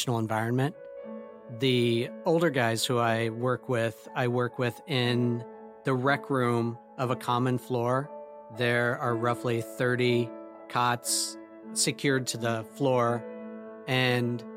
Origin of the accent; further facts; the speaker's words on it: Lawrence, Kansas, United States; I grew up in Lawrence, Kansas.